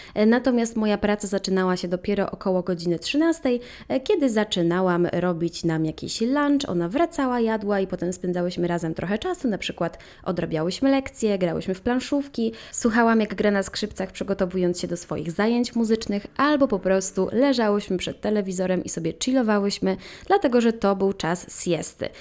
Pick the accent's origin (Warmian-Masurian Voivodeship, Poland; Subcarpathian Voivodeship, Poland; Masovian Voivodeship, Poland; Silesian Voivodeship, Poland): Subcarpathian Voivodeship, Poland; Ropczyce; tam skąd pochodzę w Robczycach